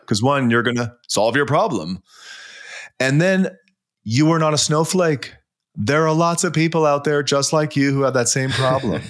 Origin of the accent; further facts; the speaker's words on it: Vancouver, British Columbia, Canada; moved away; also born or lived in Toronto; I'm from Vancouver